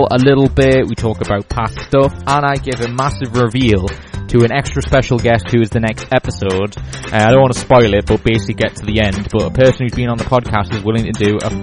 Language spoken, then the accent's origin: English; just outside Newcastle, North East England, United Kingdom; accent: Geordie; I have a tint of a Geordie accent, but that's basically it. And I'm sort of just outside Newcastle, so I don't have a very fluent Geordie accent anyway.